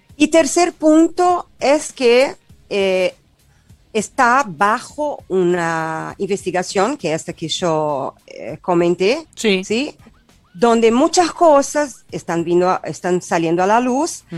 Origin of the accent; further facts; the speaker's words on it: South Region, Brazil; Spanish is a second language; moved away as an adult; now in Argentina; yo soy del sur de Brasil